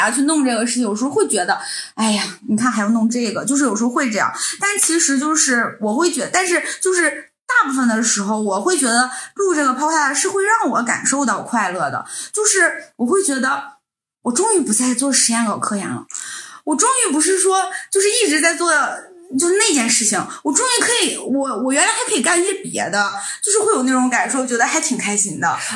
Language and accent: Chinese; Northeast China, China; now in Europe; 我们来自东北，就是其实东北人